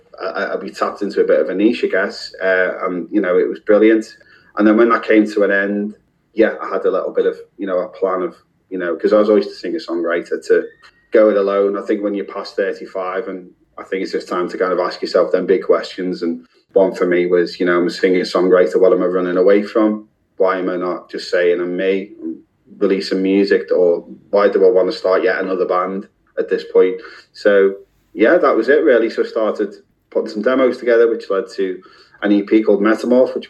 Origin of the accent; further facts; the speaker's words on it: Liverpool, North West England, United Kingdom; I'm from Liverpool